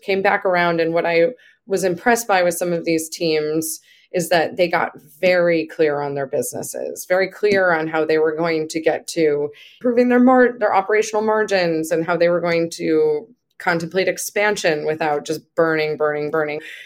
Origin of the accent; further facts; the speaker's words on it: Buffalo, New York, United States; I'm from Buffalo